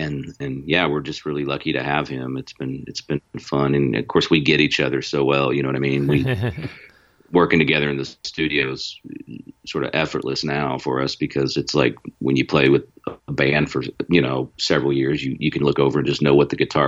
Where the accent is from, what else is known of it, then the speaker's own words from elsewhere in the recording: Missouri, United States; moved away as an adult; also born or lived in California; I'm from Missouri, and we actually went to the same high school